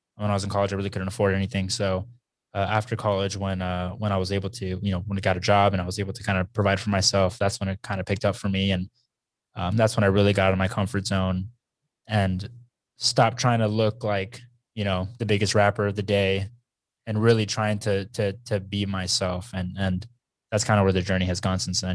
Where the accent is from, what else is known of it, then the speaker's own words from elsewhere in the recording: Texas, United States; growing up in Texas